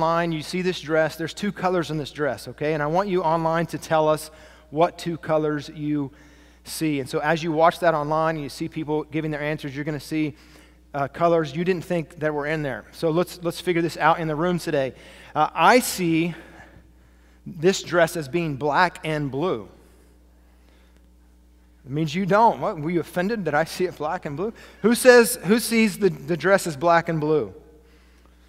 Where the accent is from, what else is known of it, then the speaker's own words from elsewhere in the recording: Kansas, United States; A middle-aged white man who grew up in farmland in the wheat fields of Kansas